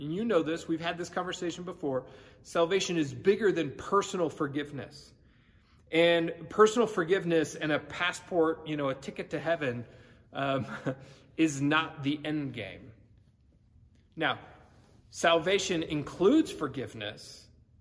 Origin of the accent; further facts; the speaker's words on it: California, United States; moved away; I grew up in California